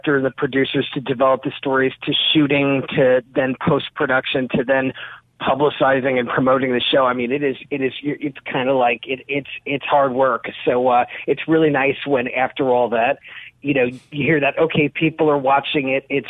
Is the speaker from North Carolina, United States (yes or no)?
no; Long Island, New York, United States; now in Bay St. Louis, United States; I grew up on the East Coast on Long Island, which, you know, for Mississippians who aren't familiar, it's like this big sort of suburban island next to New York City. It's where I grew up